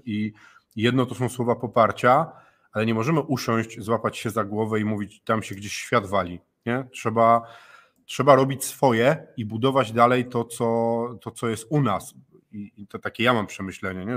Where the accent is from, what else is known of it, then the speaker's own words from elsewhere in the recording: Gdańsk, Pomeranian Voivodeship, Poland; u nas w Gdańsku